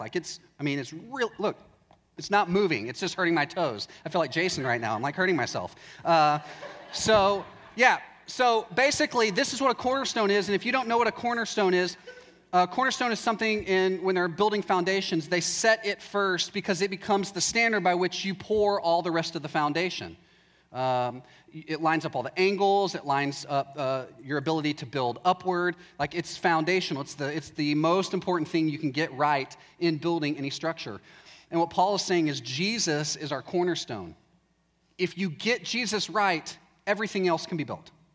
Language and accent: English; Texas, United States; also born or lived in Chicago / Waco; I'm from Texas, and uh, about 10 years ago, my wife and I moved to Chicago